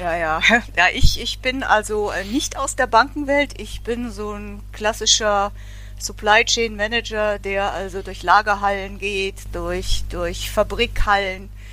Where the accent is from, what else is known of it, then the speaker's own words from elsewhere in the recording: Bavaria, Germany; now in Cologne, Germany; ich komme ja eigentlich auch aus Bayern. Meine Eltern sind Rosenheim und Eggenfelden